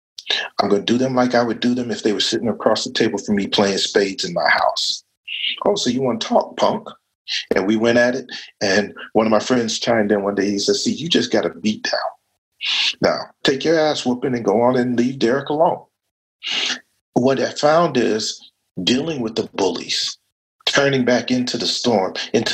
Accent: United States; I was born black in America.

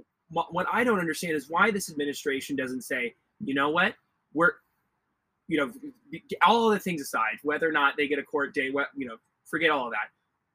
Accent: Arizona, United States; I'm from Arizona. I didn't grow up right next to the border

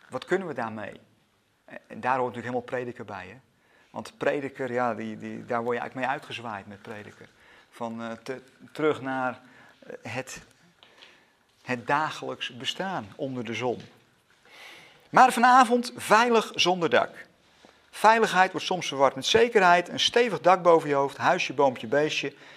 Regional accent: Netherlands; als Nederlanders

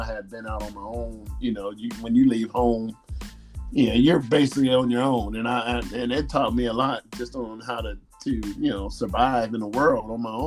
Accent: South Bend, Indiana, United States; moved away as an adult; also born or lived in Bloomington, Indiana; now in Louisville, United States; I grew up in South Bend, Indiana. I'm 53 years old, born 1968. From 68 to 87, like I said, grew up in South Bend, Indiana

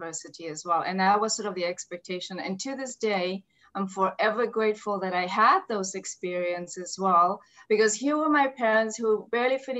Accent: Namibia; moved away as an adult; now in Vancouver, Canada; I'm African, I grew up in Namibia, moved to Vancouver, I've been here for the last almost 20 years now

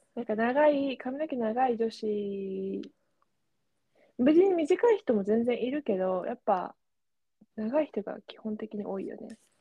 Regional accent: Japan; first language Japanese; moved away; 私が、あ、ね、日本人

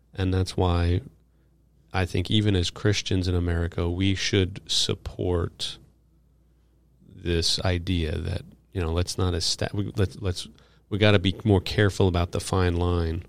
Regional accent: New York City, New York, United States; I grew up in New York

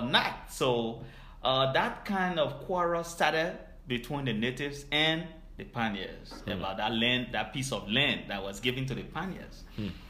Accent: Liberia; now in Chicago, United States; from Liberia, uh, studying at uh, IIT in Chicago

